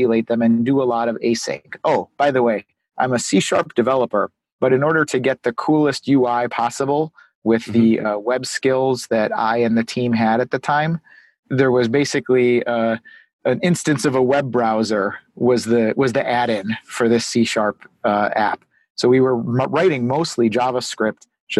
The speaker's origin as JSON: {"language": "English", "town": "Chicago", "region": "Illinois", "country": "United States", "said": "I'm from Chicago, Illinois. I'm a web developer out here"}